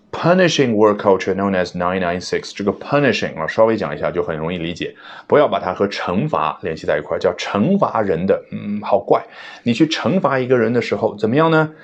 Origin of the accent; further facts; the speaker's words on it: China; 我们中国人